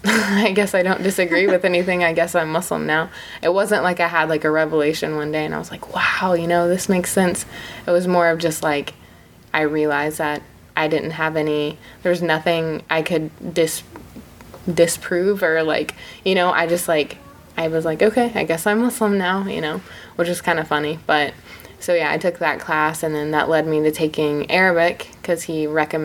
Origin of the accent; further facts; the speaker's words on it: Marion, Indiana, United States; also born or lived in Bloomington, Indiana; born and raised in Marion, Indiana, and then I came to Bloomington for undergrad